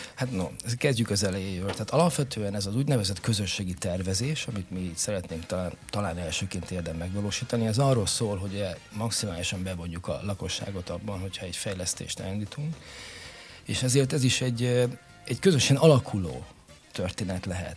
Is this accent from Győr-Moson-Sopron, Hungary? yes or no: no; Pécs, Baranya, Hungary; now in Érd, Hungary; én Pécsi vagyok